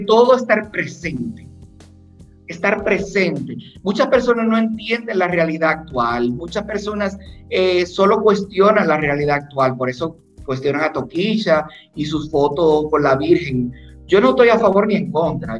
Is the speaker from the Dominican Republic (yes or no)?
yes; Dominican Republic; yo soy dominicano